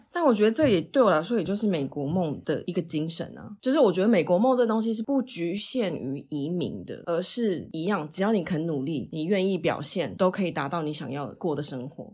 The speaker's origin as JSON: {"language": "Chinese", "country": "Taiwan", "also_born_or_lived": "United States", "said": "我就是台湾人"}